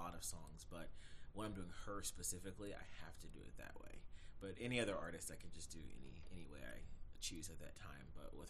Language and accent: English; Atlanta, Georgia, United States; moved away as an adult; now in South Carolina, United States; I'm 31 years old. I'm originally from Atlanta, Georgia, but I've been in South Carolina for over 10 years.